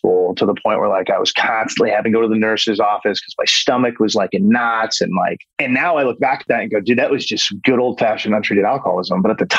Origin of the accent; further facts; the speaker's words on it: California, United States; also born or lived in New Jersey / Texas / San Diego; I was born in New Jersey, and then we moved to Texas. And then from Texas, we were there for a year and a half. And then we went to San Diego, and then we were at San Diego for a couple of years. Then I started eighth grade in Orange County, California.